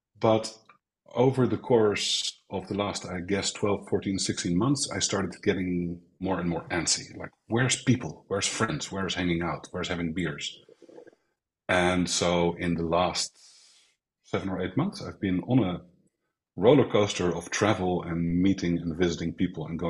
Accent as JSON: {"language": "English", "country": "Netherlands", "tie": "born or raised there", "moved": "as an adult", "lives_now": "Spain", "said": "I grew up in Holland. I was born in the center of Holland"}